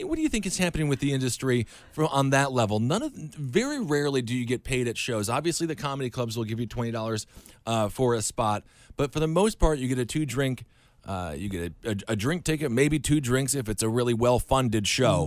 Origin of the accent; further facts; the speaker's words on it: Wisconsin, United States; I'm from Wisconsin.